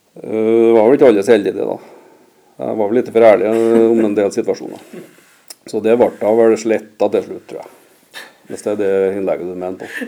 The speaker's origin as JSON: {"language": "Norwegian", "town": "Røra", "region": "Trøndelag", "country": "Norway", "tie": "born or raised there", "said": "jeg vokste opp på Røra"}